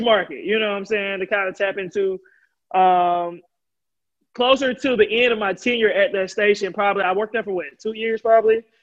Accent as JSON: {"language": "English", "region": "Alabama", "country": "United States", "said": "I'm from Alabama"}